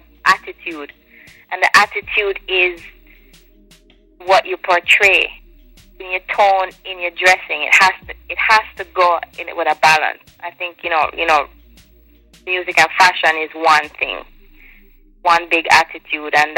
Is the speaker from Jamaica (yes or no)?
yes; Jamaica; I cook Jamaican food because I'm from Jamaica